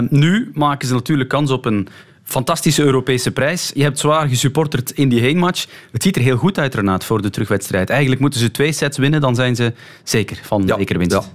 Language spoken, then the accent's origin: Dutch; West Flanders, Belgium; Ik ben West-Vlaming